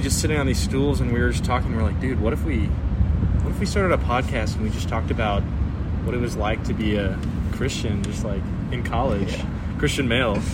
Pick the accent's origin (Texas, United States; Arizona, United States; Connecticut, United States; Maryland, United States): Texas, United States; San Antonio; I was from San Antonio, Texas, um, right old San Antone